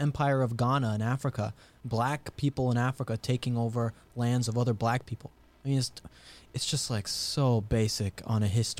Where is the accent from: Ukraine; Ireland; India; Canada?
Ireland; moved away; I come over from Ireland.